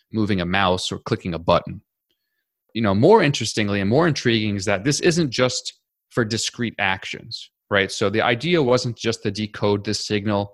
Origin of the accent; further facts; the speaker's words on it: New York City, New York, United States; I grew up in New York City, and then I went to college and graduate school in New York City